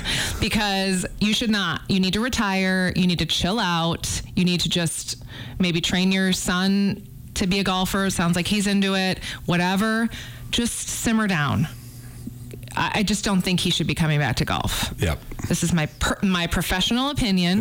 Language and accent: English; outside of Chicago, Illinois, United States; now in Missoula, United States; I grew up outside of Chicago